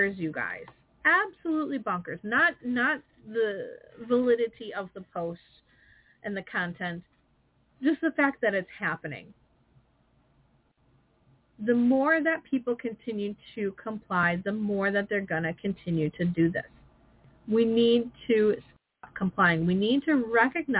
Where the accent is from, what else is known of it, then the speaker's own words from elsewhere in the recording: Wisconsin, United States; I'm from Wisconsin